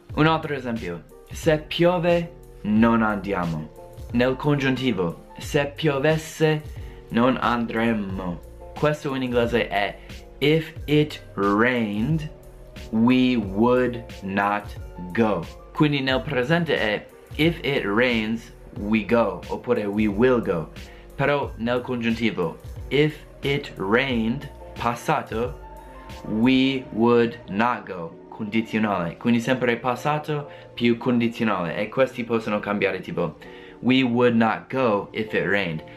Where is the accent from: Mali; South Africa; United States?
United States; Italian is a second language; io non sono italiano, sono americano